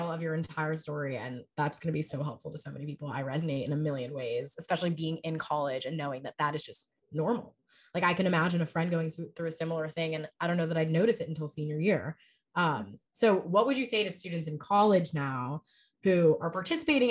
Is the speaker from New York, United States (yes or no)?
yes; New York City, New York, United States; I'm from New York City.